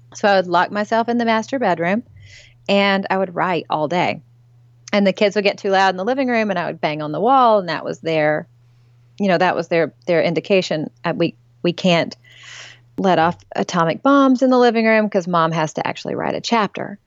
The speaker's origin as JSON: {"language": "English", "region": "East Tennessee", "country": "United States", "tie": "born or raised there", "also_born_or_lived": "Memphis / New England / South Florida", "moved": "as an adult", "lives_now": "Nashville area, United States", "said": "for all the girls growing up in East Tennessee"}